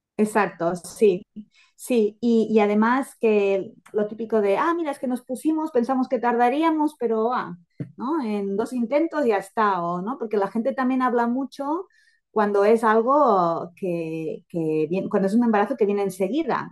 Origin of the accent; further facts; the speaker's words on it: Girona, Catalonia, Spain; vivo en Girona, en un pueblecito cerca de Girona, soy de Girona